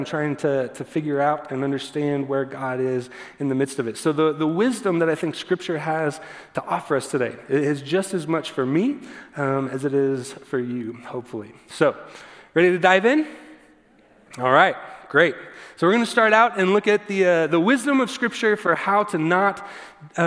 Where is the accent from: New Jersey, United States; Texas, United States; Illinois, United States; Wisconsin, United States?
Texas, United States; growing up in the church, and I grew up in Texas church particularly